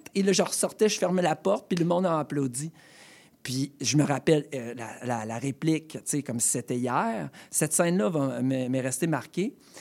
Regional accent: Rimouski, Quebec, Canada; moved away as an adult; also born or lived in Montreal / Saint-Vincent-de-Paul, Laval; now in Laval, Canada; je suis déménagé de Rimouski, ma terre natale, du bas du fleuve

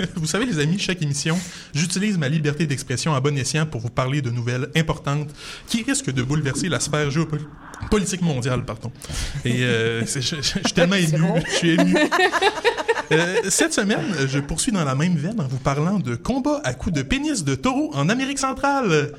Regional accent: Quebec City, Quebec, Canada; moved away; ma ville natale, Québec-Cité

